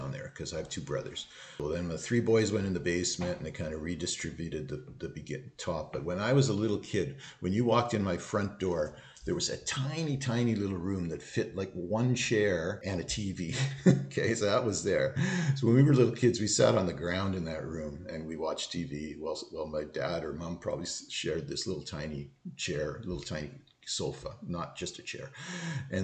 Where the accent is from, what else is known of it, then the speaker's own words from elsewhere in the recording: Thunder Bay, Ontario, Canada; moved away; I grew up in Thunder Bay, Ontario.